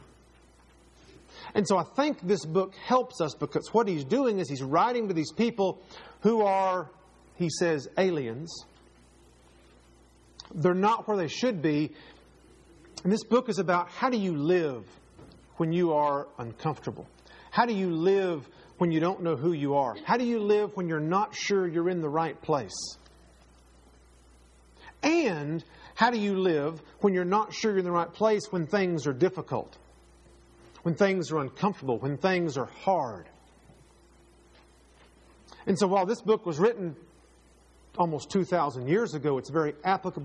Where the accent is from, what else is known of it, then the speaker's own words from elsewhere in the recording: Texas, United States; now in North Carolina, United States; Am I a Texan or am I a North Carolinian? And when I go back to Texas, it even feels sort of strange because that's not where I live